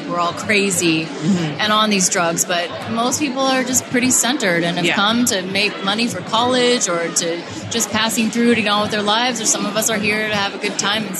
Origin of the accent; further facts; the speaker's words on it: Iowa, United States; Like, I came from Iowa. Mm-hmm. You know, we're coming from small places